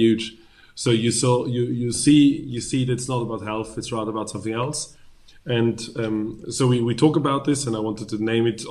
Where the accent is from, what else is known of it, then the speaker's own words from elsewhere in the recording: Vienna, Austria; I was born and raised in Vienna